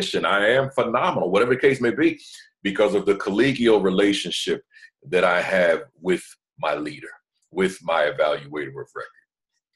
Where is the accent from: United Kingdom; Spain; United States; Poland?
United States; New Jersey; I'm from Jersey, so went on back home to Jersey